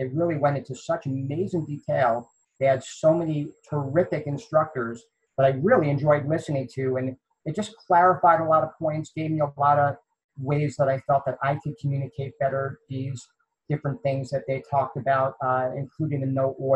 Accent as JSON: {"language": "English", "town": "New York City", "region": "New York", "country": "United States", "tie": "born or raised there", "also_born_or_lived": "the South (US)", "moved": "yes", "said": "I grew up in Queens, New York"}